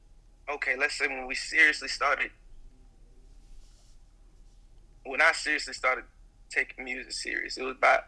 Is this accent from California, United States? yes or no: no; Atlanta, Georgia, United States; I'm from Atlanta, the east side of Atlanta